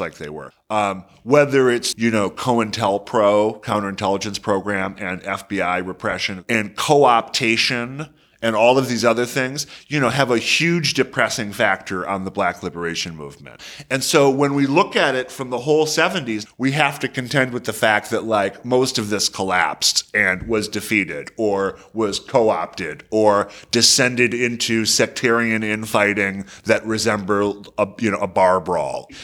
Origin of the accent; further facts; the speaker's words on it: Detroit, Michigan, United States; my hometown of Detroit